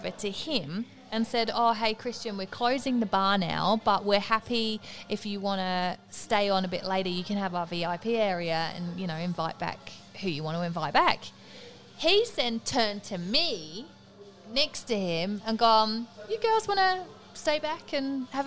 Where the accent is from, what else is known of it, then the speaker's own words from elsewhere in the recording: England, United Kingdom; moved away; I am English